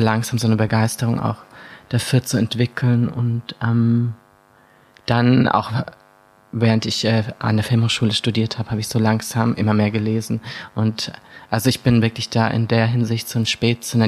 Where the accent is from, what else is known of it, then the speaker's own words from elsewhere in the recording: Bad Tölz district, Bavaria, Germany; ich bin da geboren, aber ich bin nicht direkt in Bad Schätz aufgewachsen in der Stadt, sondern mhm. im Landkreis in so einem kleinen, und ich bin in so einem kleinen Dorf aufgewachsen mit wirklich nur 500 Menschen.